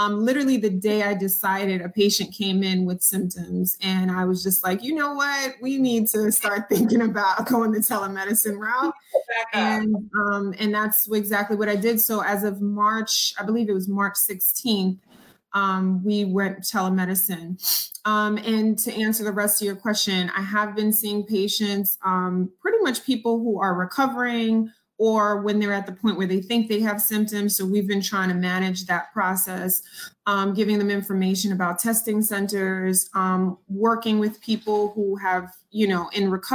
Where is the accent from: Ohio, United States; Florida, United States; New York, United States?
New York, United States; New York City; also born or lived in Long Island, New York; I was born in Jamaica, Queens, New York. And then we lived in Laurelton for a while. We moved to Long Island.